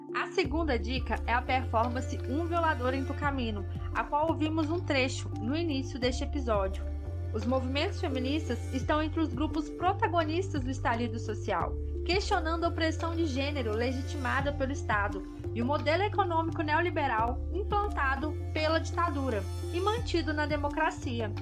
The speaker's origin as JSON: {"language": "Portuguese", "country": "Brazil"}